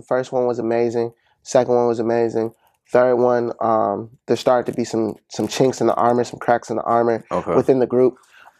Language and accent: English; Ann Arbor, Michigan, United States; I'm from Ann Arbor, Michigan. Okay. Born and raised all my days, 700 block, North Mapleville boy.